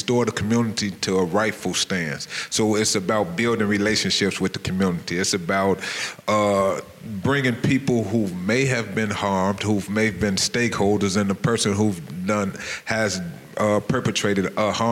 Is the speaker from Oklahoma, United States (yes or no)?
no; Chicago, Illinois, United States; I'm from Chicago, Illinois. I graduated from Dunbar Vocational High School